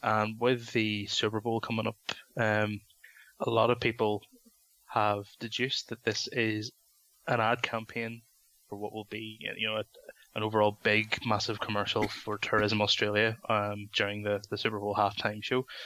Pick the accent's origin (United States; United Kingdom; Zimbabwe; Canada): United Kingdom; London; moved away; we used to go to a video shop in London where I used to live